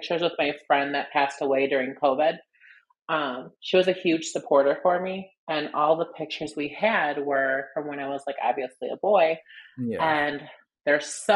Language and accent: English; Evanston, Illinois, United States; also born or lived in Chicago, Illinois / Las Vegas, Nevada; I was born in Evanston, Illinois. I've lived in the city. I've lived in Las Vegas.